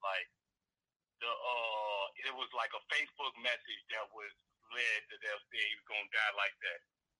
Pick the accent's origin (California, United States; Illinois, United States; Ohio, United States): Illinois, United States; Chicago; I'm from Chicago too.